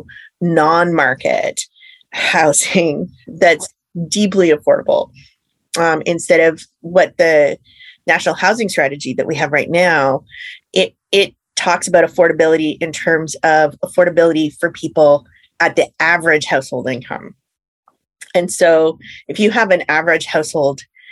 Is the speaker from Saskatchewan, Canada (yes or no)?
yes; Saskatchewan, Canada; I grew up in Saskatchewan